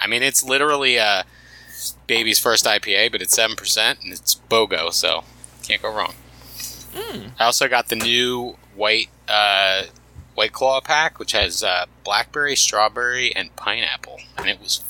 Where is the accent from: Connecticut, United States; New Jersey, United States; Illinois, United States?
New Jersey, United States; Trenton; I'm from Trenton